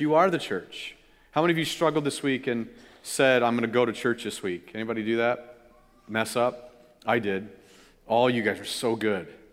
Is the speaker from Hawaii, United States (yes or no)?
no; California, United States; my brother and I, growing up in California